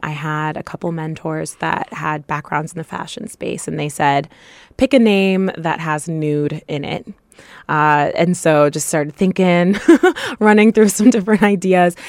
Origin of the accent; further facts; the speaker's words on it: Topeka, Kansas, United States; moved away; I grew up in Topeka, Kansas, where there weren't a lot of people